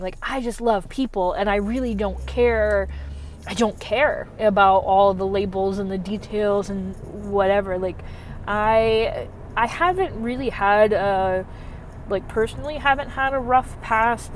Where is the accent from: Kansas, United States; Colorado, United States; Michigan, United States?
Michigan, United States; I'm from the north, I'm from Michigan